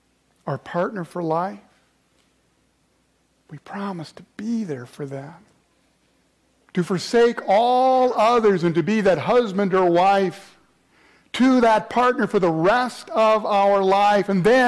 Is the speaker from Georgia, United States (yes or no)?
yes; Atlanta, Georgia, United States; Anybody here from the south? I came from Atlanta, right?